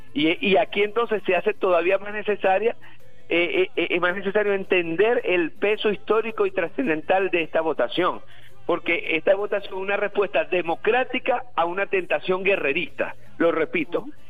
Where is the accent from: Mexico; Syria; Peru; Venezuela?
Venezuela; todos nosotros, todos los venezolanos y las venezolanas